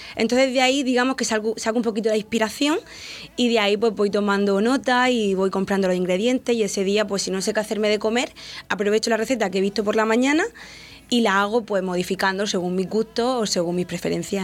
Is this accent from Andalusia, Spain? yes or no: no; Santomera, Region of Murcia, Spain; aquí en mi pueblo